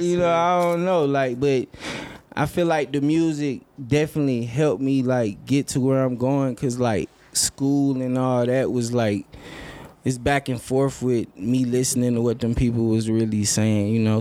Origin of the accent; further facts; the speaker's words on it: Lansing, Michigan, United States; also born or lived in Atlanta, Georgia; I grew up there